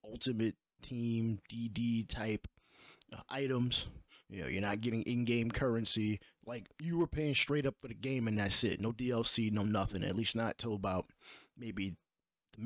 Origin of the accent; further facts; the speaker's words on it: New York City, New York, United States; I'm from New York City